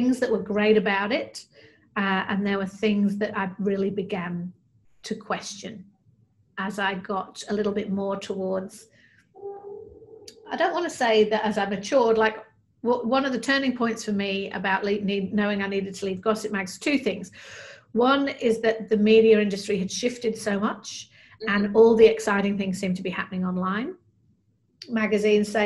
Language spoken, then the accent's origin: English; Manchester, North West England, United Kingdom; moved away as an adult; also born or lived in London; now in Australia; I'm originally from Manchester in the north of England, which is a big sort of industrial city